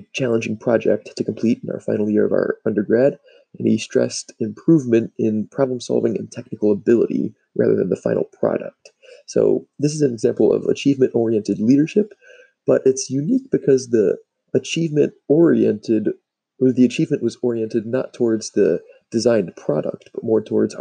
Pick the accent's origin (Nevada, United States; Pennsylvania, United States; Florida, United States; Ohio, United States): Ohio, United States; Cleveland; my hometown in Cleveland